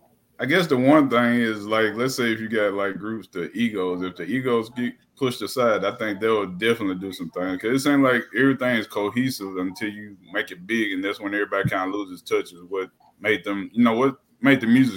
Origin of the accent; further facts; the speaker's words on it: Bolivar, Tennessee, United States; I'm originally from Bolivar, Tennessee, here in Hardeman County, which is an hour outside of Memphis.